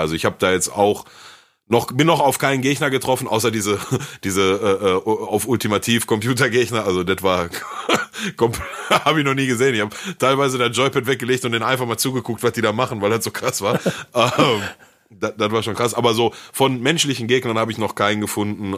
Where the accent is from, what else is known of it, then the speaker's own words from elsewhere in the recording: Ruhr area, North Rhine-Westphalia, Germany; bei uns im Ruhrgebiet